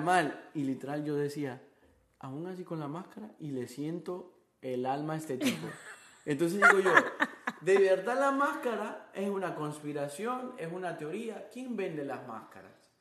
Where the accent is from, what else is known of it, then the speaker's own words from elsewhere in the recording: Honduras; moved away as an adult; now in Miami, United States; yo soy de Honduras